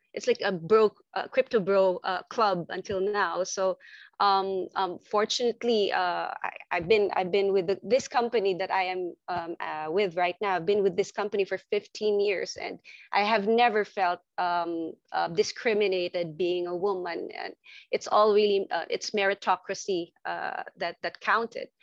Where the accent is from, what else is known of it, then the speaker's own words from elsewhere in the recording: Manila, Metro Manila, Philippines; I'm from Southeast Asia. I'm from Manila, actually, Philippines